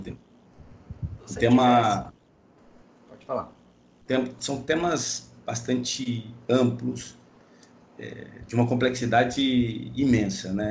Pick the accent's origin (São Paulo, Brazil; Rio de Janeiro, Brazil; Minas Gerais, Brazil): Minas Gerais, Brazil; Eu sou mineiro, palmeirense, bacharel em Direito, mestre em Ciência da Religião e doutorando em Sociologia é, pela UFSCar.